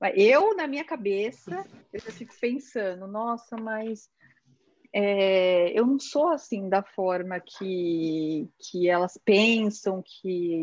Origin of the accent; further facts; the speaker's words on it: São Paulo, Brazil; moved away; eu vim de São Paulo, da Zona Leste